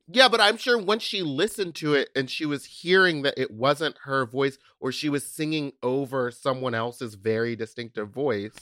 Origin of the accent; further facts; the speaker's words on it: Texas, United States; I'm from Texas.